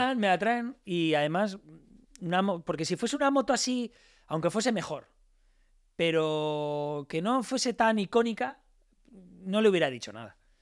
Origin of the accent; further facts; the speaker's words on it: Alicante, Valencian Community, Spain; yo soy de Alicante y, como buen alicantino